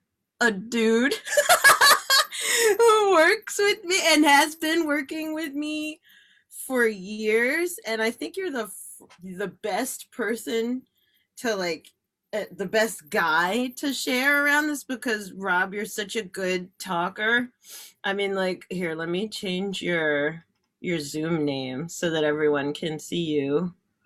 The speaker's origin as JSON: {"language": "English", "region": "New Jersey", "country": "United States", "said": "we're from New Jersey"}